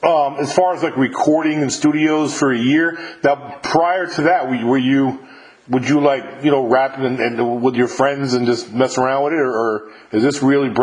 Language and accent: English; New York, United States; moved away; I'm originally from New York